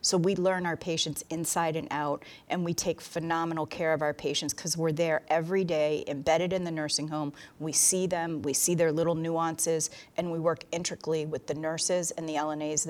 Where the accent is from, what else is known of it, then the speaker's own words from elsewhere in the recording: Vermont, United States; I'm a nurse practitioner from the state of Vermont.